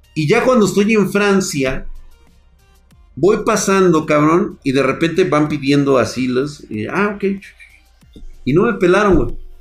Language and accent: Spanish; Mexico; Como buen mexicano